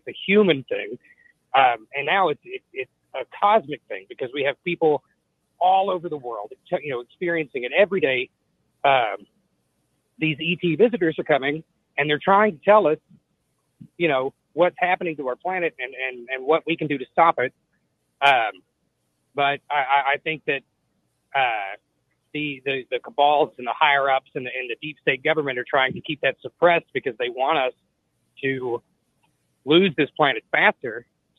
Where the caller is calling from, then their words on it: Kentucky, United States; from Kentucky.